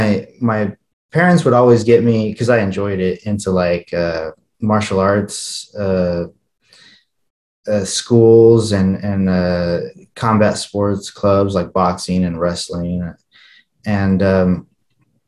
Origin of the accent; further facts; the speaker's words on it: Holcomb, Kansas, United States; English is a second language; also born or lived in Ojinaga, Chihuahua, Mexico; And so I was raised in a little town called Holcomb, Kansas, a little suburb of another little town called Garden City, Kansas.